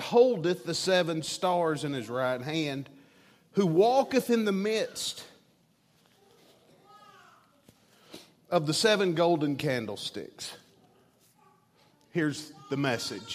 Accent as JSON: {"language": "English", "town": "Chattanooga", "region": "Tennessee", "country": "United States", "tie": "born or raised there", "said": "I'm from Chattanooga, Tennessee"}